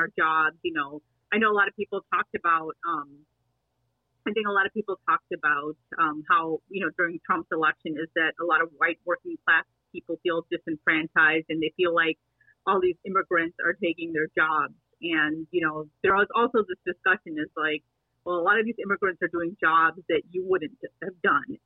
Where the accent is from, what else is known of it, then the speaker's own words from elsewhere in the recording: Lincolnwood, Illinois, United States; also born or lived in Lakeview, Chicago / Rogers Park, Chicago; When I was born, I was born in Lakeview, right by my dad's hospital.